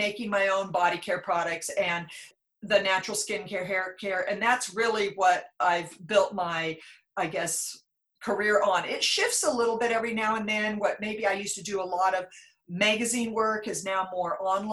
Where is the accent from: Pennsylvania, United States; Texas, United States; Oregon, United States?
Oregon, United States; Klamath Falls; moved away as an adult; also born or lived in Australia; now in Rogue Valley, United States; I'm from Southern Oregon. I grew up in Klamath Falls